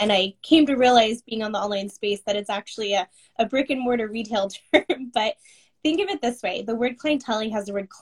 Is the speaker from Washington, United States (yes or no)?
yes; Seattle, Washington, United States; I'm from Seattle